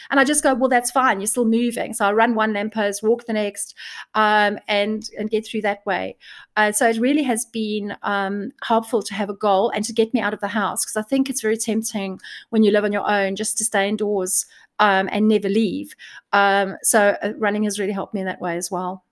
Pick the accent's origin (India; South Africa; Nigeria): South Africa; now in United Kingdom; I'm from South Africa